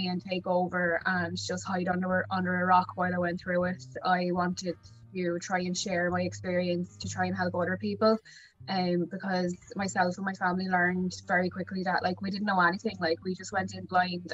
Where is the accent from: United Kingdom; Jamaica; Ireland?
Ireland; Wexford, Leinster; I'm from Wexford